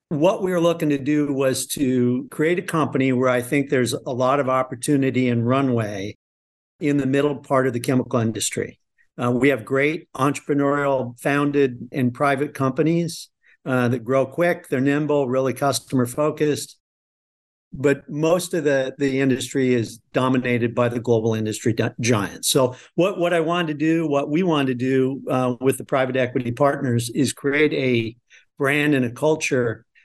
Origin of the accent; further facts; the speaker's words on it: Midwest, United States; So, no, I grew up in the Midwest on a farm.